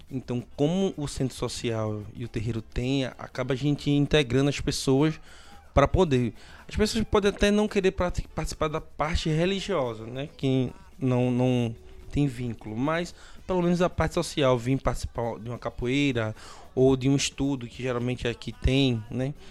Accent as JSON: {"language": "Portuguese", "area": "Águas Compridas", "region": "Pernambuco", "country": "Brazil", "said": "Sou, sou de Águas Compridas."}